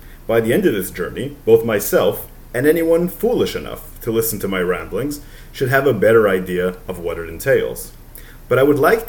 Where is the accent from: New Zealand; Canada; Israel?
Israel; Jerusalem, Jerusalem District; I grew up a few minutes from downtown Jerusalem, not far from the old city either